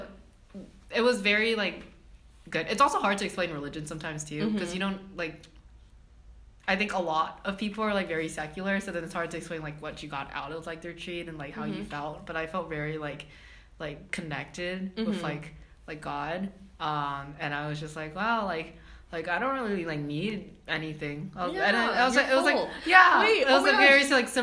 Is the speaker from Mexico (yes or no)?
no; Texas, United States; moved away; I'm from Texas